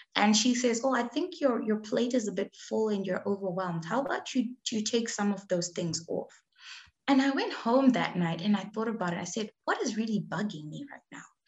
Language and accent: English; Zimbabwe; moved away as an adult; also born or lived in South Africa / Australia; I was born and raised in Zimbabwe